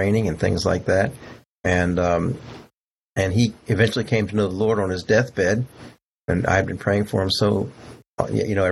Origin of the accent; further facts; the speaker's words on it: Texas, United States; I was from Texas